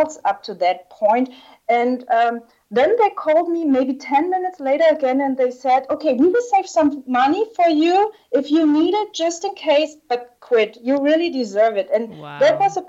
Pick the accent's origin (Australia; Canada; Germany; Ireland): Germany; Southern Germany; moved away as an adult; also born or lived in China / Russia; my hometown in the south of Germany